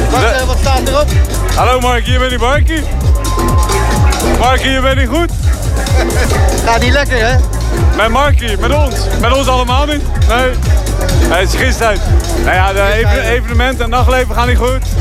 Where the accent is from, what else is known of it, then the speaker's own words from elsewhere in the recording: Rotterdam, South Holland, Netherlands; Ik, eh, ik kom uit Rotterdam.